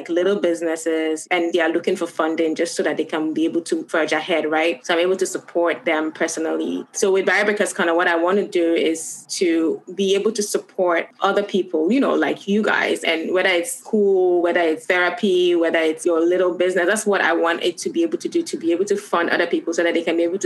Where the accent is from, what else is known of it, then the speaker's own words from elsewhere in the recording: Gambia; moved away; also born or lived in Ghana; I'm from Ghana, but I've been in Gambia from when I was 4 years old. And that's the only home I know.